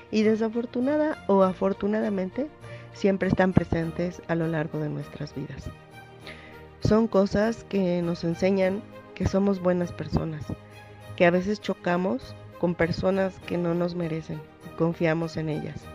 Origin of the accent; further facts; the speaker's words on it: Mexico City, Mexico; de la Ciudad de México.